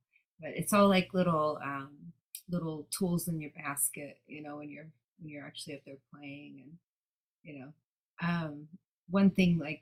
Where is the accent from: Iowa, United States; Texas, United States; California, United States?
Texas, United States; Dallas; now in Los Angeles, United States; I'm from the South. I live in LA now, but I'm from Dallas.